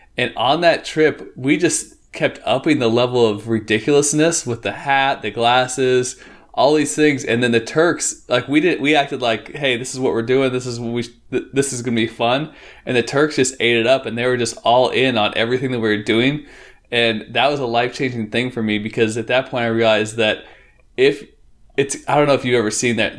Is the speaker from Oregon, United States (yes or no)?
yes; Northeast Oregon, United States; also born or lived in Portland, Oregon; I grew up in Northeast Oregon